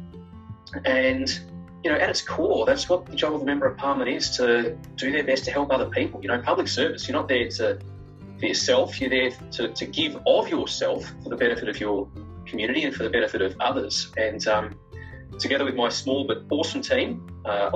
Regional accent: Melbourne, Victoria, Australia; I was born at Sandy Hospital, grown up in the area

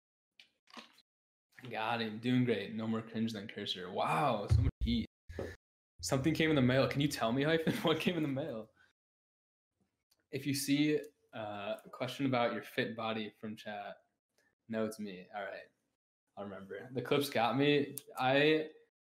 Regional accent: Buffalo, New York, United States; I'm from Buffalo, New York. Mm-hmm. I've lived here my whole life.

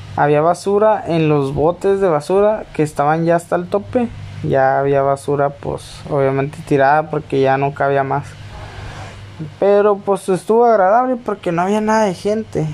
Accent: Tijuana, Baja California, Mexico; Yo soy de Tijuana, California

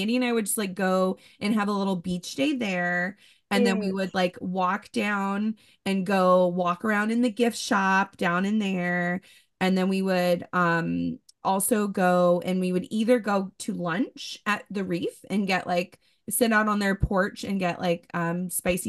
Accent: Ocean Springs, Mississippi, United States; Ocean Springs, my hometown

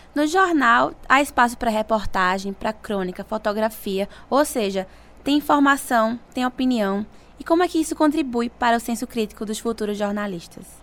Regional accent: Pernambuco, Brazil; moved away as an adult; now in João Pessoa, Brazil; Eu, por exemplo, sou de Pernambuco

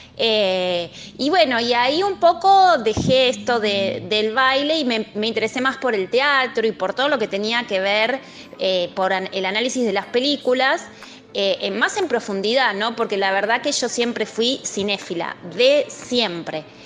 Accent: Ituzaingó, Buenos Aires Province, Argentina; yo nací en Capital Federal, eh, pero viví muchísimos años en el Gran Buenos Aires, en una localidad que se llama Ituzaingó.

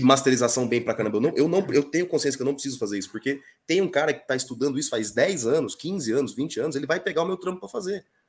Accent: interior of Mato Grosso do Sul, Brazil; Sou do interior do Mato Grosso do Sul, esse estado maravilhoso

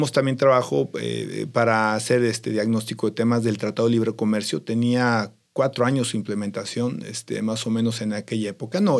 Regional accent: Mexico; Yo te digo, como elector y como mexicano, pues yo busco gente con capacidades.

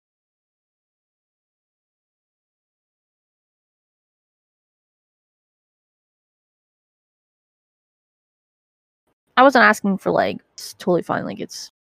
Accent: Canada; now in United States; being Canadian and then coming here

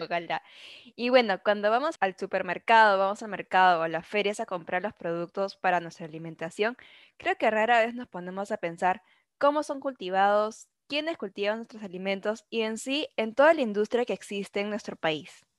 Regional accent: Peru; nuestra identidad como peruanos

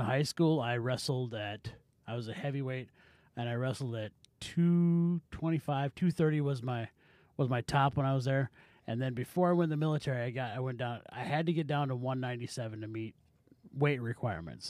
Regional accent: United States

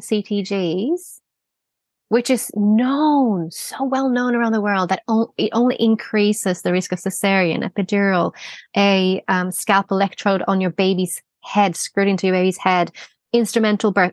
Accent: Australia; now in Stockholm, Sweden; being an Australian midwife

